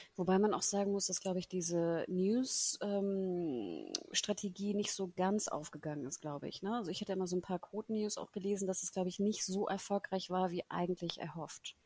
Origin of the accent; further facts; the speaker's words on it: Hamburg, Germany; ich als Hamburgerin